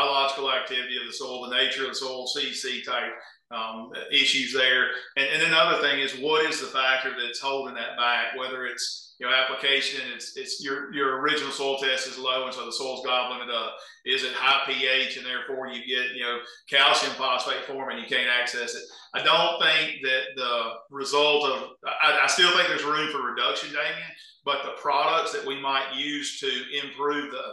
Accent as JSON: {"language": "English", "area": "the South", "region": "Southern United States", "country": "United States", "accent": "southern", "said": "my southern accent"}